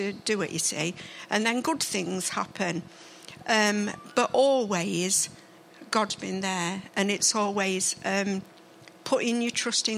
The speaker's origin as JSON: {"language": "English", "town": "Mansfield", "region": "East Midlands", "country": "United Kingdom", "tie": "born or raised there", "also_born_or_lived": "Ladybrook", "said": "I was born in Bull Farm, about 10 minutes away from here"}